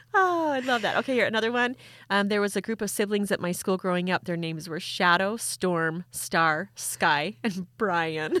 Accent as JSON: {"language": "English", "region": "Utah", "country": "United States", "said": "I'm from Utah"}